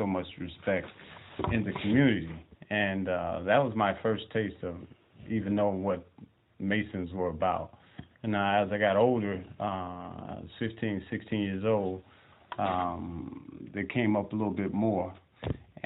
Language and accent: English; Chicago, Illinois, United States; now in Arizona, United States; I'm really from Chicago